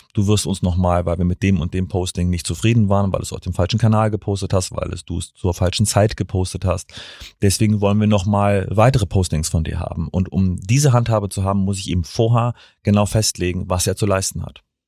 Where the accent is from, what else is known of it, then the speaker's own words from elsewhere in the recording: Stralsund, Mecklenburg-Vorpommern, Germany; also born or lived in Bremen / Kiel; now in Hamburg, Germany; Nee, ich bin in Stralsund geboren, habe in Bremen und Kiel studiert und jetzt seit zehn Jahren in Hamburg.